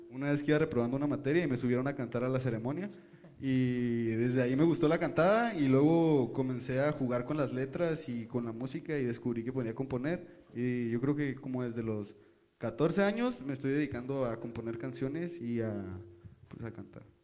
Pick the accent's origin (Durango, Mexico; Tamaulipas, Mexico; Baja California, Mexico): Baja California, Mexico; Ensenada; now in Denver, United States; No, pues mi familia es de Ensenada, yo soy de Ensenada, yo nací en Ensenada